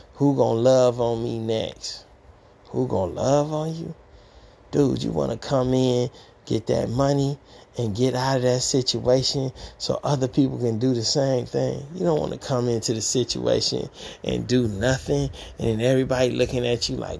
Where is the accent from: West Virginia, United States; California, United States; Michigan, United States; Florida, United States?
Michigan, United States; Detroit; moved away; I'm from Detroit, Michigan, the east side, Gratiot Forest area